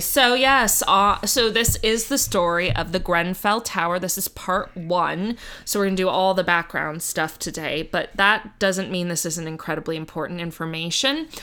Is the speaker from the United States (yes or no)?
yes; United States; I'm American